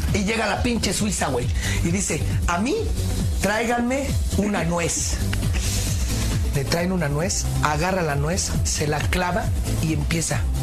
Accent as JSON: {"language": "Spanish", "country": "Mexico", "said": "cómo somos aquí los mexicanos"}